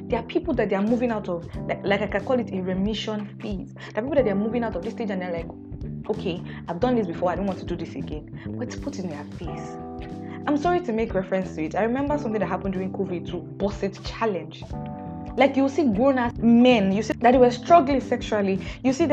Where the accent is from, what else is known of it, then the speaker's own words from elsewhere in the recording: Nigeria; I'm Nigerian